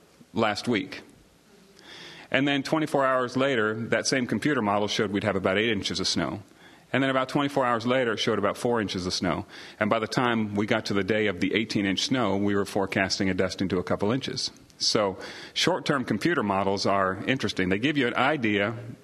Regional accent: Midwest, United States; also born or lived in Oklahoma / Germany / Salina, Kansas / Montana; now in Knoxville, United States; I come from the Midwest. I was an Army brat, youngest of six kids. My father was in the Army, and I was born in Oklahoma, and we quickly moved to Germany and then spent some time in Salina, Kansas

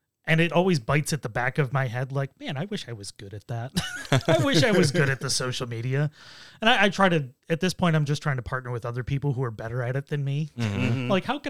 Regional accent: Buffalo, New York, United States; I grew up in Buffalo, which is, close enough to Canada.

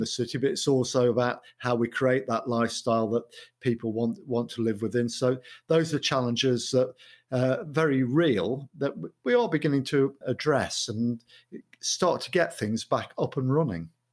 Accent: Mansfield, East Midlands, United Kingdom; moved away as an adult; also born or lived in Sutton-in-Ashfield / Coventry; now in Manchester, United Kingdom; I was born in Mansfield. I lived there in Mansfield, Sutton, in Ashford, Kirk, in Ashfield till I was eighteen.

